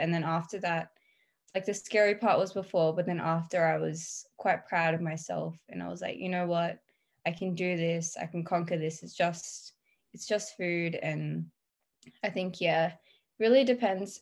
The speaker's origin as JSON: {"language": "English", "country": "Australia", "said": "I'm 17 and I'm from Australia"}